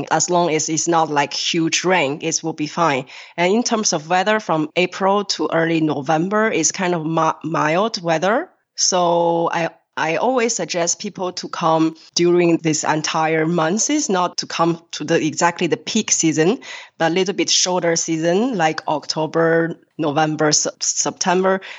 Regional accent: Beijing, China; moved away as an adult; now in Paris, France; By nationality, I am French now but actually I was born in Beijing and I grew up in a very international family.

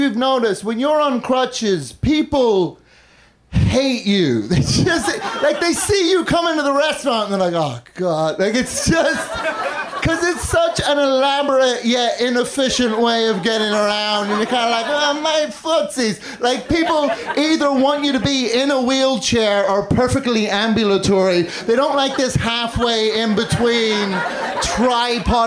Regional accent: Northern Ireland, United Kingdom; also born or lived in London; now in Chicago, United States; I do still live in Chicago. I've lived there for 13 years, but I grew up in Northern Ireland and London

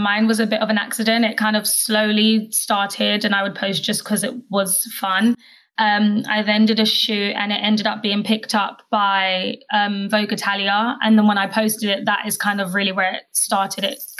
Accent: London, United Kingdom; I am from London, so I feel like I'm the odd one out here.

